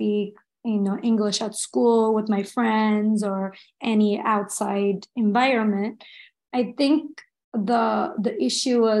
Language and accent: English; Los Angeles, California, United States; also born or lived in Armenia / France; And I've been living in Los Angeles ever since